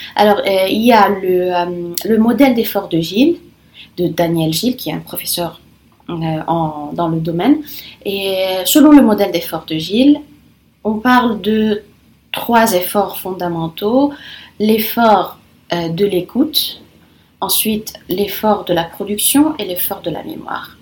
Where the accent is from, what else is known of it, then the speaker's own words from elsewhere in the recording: Lebanon; first language Italian and Arabic; French is a second language; moved away as an adult; also born or lived in Rome, Italy; now in France; Et je suis libanaise et je suis arrivée en France il y a à peu près un an et demi